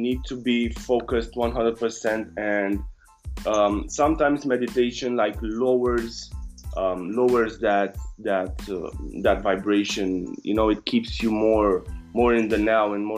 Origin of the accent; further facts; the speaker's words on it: Romania; I come from Romania.